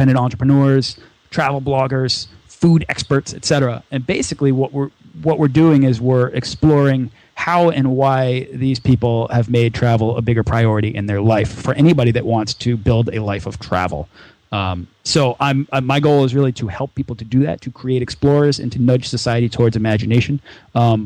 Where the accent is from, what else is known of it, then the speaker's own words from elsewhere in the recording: United States; I'm from the United States